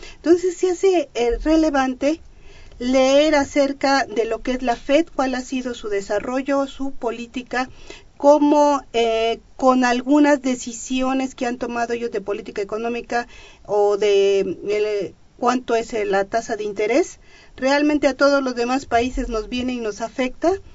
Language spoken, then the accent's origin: Spanish; Mexico; hemos vivido como país emergente, ¿no? Y vecino de Estados Unidos